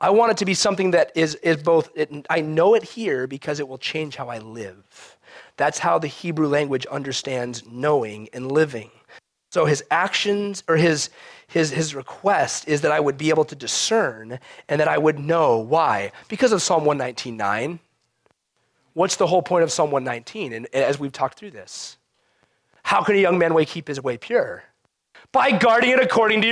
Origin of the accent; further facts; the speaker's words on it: United States; as American Christians